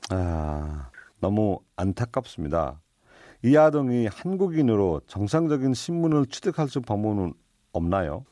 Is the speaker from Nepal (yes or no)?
yes; Nepal; Korean is a second language; now in South Korea; 저희는 네팔에서 왔습니다